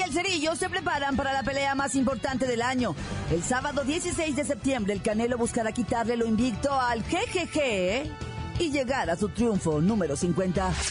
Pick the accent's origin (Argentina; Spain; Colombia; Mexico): Mexico; yo estoy del lado pues de los mexicanos ricos